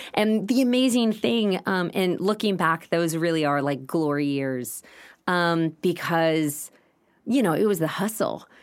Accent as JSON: {"language": "English", "town": "Austin", "region": "Texas", "country": "United States", "tie": "born or raised there", "also_born_or_lived": "Los Angeles, California", "said": "growing up in Westlake was, was really challenging"}